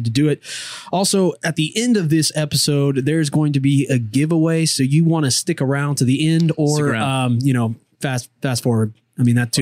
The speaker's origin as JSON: {"language": "English", "town": "Richwood", "region": "Texas", "country": "United States", "tie": "born or raised there", "said": "I am a born and raised in this small little huddle of cities."}